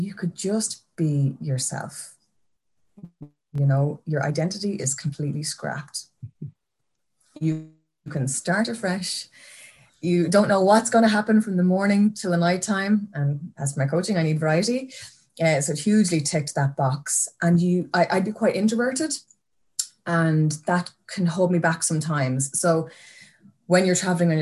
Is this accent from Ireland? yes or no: yes; County Kildare, Ireland; moved away as an adult; now in Greystones, Ireland; I'm from Kildare now originally, living out in Greystones now at the moment